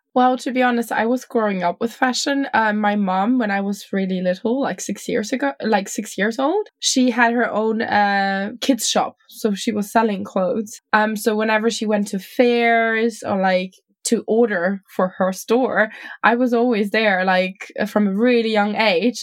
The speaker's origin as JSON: {"language": "English", "country": "Germany", "said": "I'm from Germany, from like a kind of not small, but like definitely smaller city."}